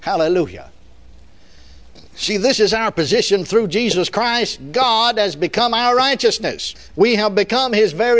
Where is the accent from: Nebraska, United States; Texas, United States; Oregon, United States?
Texas, United States; I was born and raised in Texas.